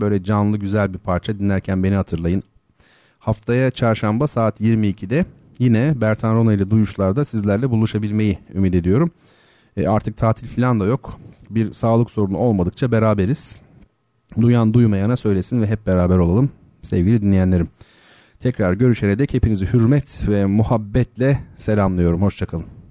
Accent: Turkey; first language Turkish; Ülkemiz sanayi ülkesi değil

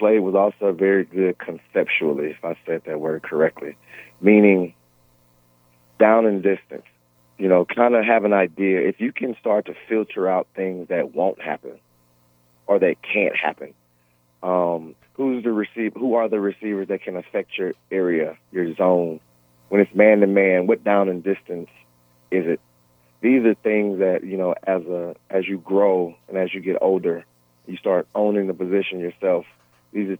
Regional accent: Shreveport, Louisiana, United States; I'm from Shreveport

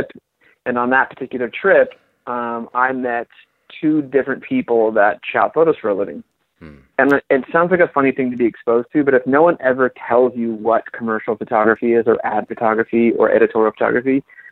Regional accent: San Diego, California, United States; moved away as an adult; also born or lived in Rancho Bernardo / Poway / Los Angeles / New York; I grew up in San Diego.

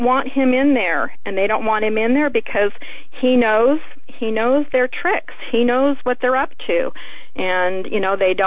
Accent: Alaska, United States; I'm from Alaska, so I'm outspoken like Sarah Palin

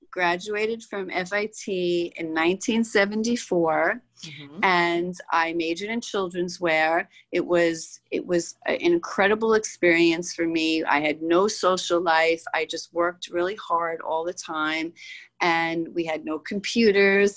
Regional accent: New York City, New York, United States; growing up in Queens

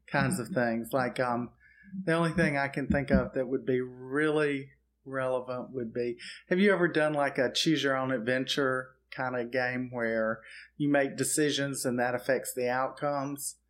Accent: Auburn, Alabama, United States; moved away; I'm actually from Auburn, Alabama

